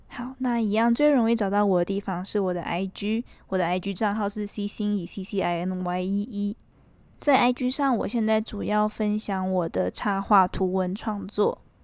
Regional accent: Taiwan; moved away; 我家人好像就在台湾

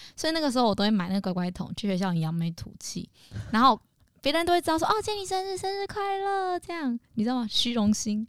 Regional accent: Tainan, Taiwan; 我妈是在台中工作，我在台南给阿妈带

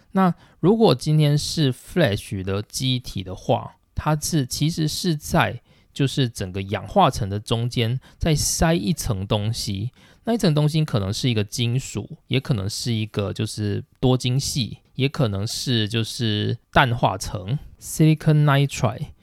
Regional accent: Taiwan; now in Japan; 我们台湾的厂商

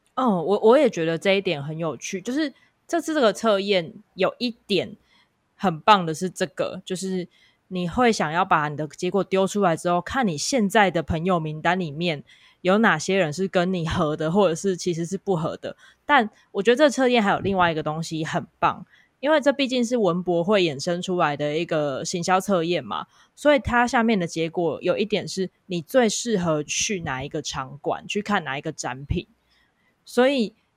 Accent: Kaohsiung, Taiwan; 我是来自高雄的

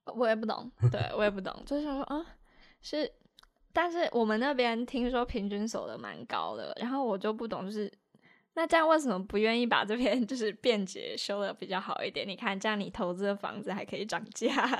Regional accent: Taiwan; 我是客家人

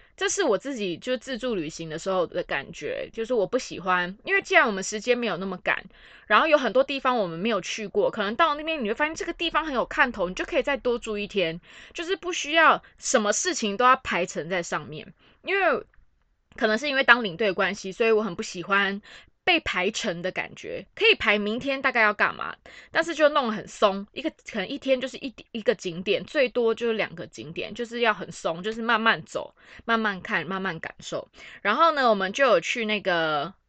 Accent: Taiwan; 我们台湾人就是外宾，我们台湾人就是中国的外宾

